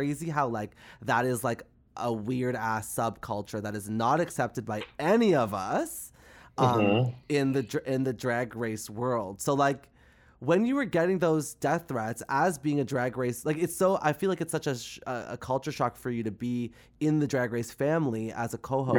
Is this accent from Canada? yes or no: yes; Canada; as a Canadian